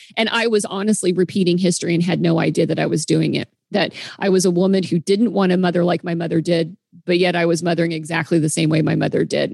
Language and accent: English; the Midwest, Kansas, United States; moved away as an adult; now in Seattle, United States; I grew up in the Midwest